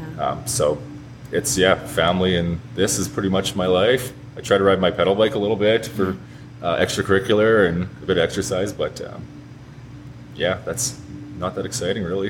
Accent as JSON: {"language": "English", "town": "St. Walburg", "region": "Saskatchewan", "country": "Canada", "tie": "born or raised there", "said": "grew up in St. Walburg, Saskatchewan, so only about an hour from here."}